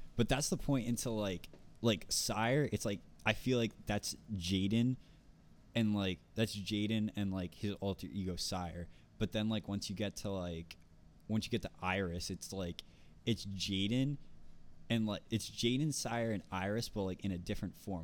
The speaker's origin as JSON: {"language": "English", "region": "New Jersey", "country": "United States", "accent": "North Jersey", "said": "I'm from North Jersey"}